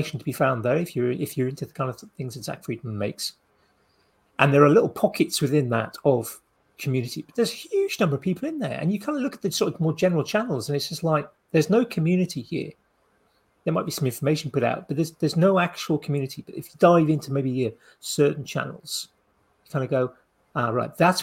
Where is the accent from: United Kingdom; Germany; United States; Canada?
United Kingdom; we're British